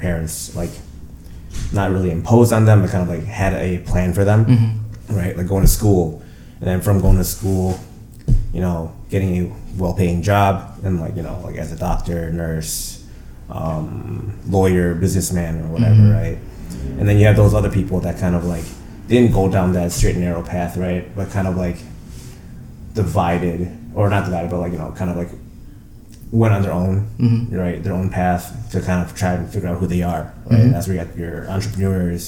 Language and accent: English; Chicago, Illinois, United States; growing up in Chicago and, you know, living here my entire life